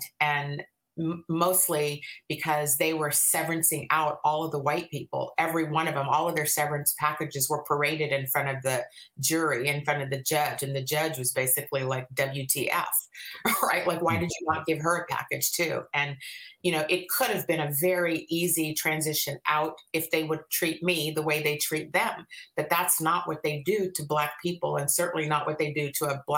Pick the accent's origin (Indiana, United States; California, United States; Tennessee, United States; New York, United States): California, United States; Bay Area; moved away as an adult; now in Washington, United States; I'm actually originally from the Bay Area.